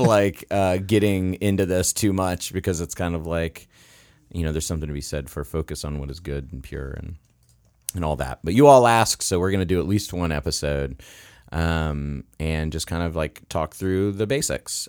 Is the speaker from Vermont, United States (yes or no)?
no; Florida, United States; now in Virginia, United States; I grew up in Florida